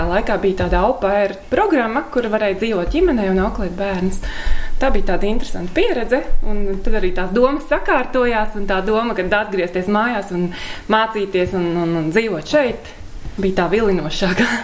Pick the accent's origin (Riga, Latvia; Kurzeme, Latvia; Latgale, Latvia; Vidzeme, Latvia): Vidzeme, Latvia; Ragana; Saruna laikam kaut kā tā iegrozījās par to, ka esmu no Raganas